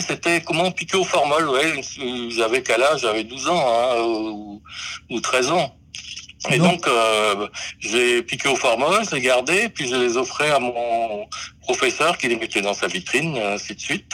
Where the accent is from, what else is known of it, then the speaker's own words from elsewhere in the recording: Brest, Brittany, France; je suis né à Brest